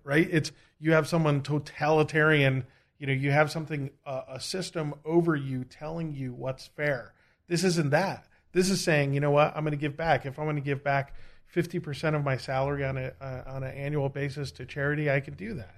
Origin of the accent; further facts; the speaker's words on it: United States; I'm American